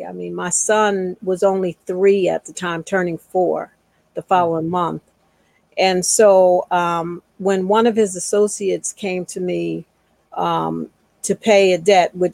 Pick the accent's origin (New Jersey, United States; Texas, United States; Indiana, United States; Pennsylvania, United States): Pennsylvania, United States; Philadelphia; I'm from Philadelphia, where I am now. And I grew up in a two-parent household